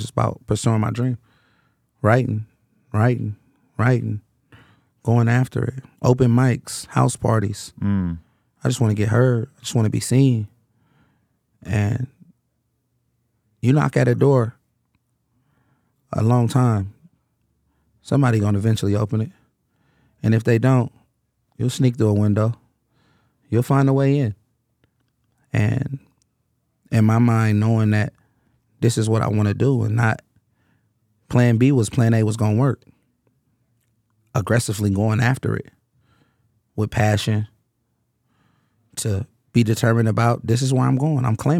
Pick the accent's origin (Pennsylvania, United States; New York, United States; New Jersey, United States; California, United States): California, United States; Oakland; I'm from Oakland. Like, really from it. Really, really embraced, really born in it.